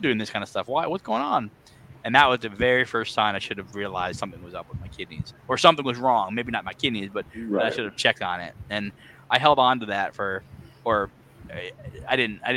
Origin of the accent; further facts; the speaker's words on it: Connecticut, United States; moved away as an adult; also born or lived in Arizona; now in Kentucky, United States; I grew up in Connecticut, was there most of my life. And then I moved out to Arizona and then to Kentucky.